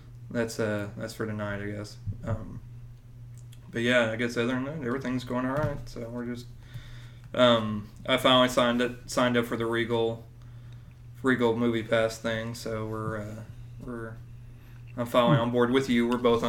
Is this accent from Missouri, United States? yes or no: yes; Springfield, Missouri, United States; moved away; I'm from Springfield, Missouri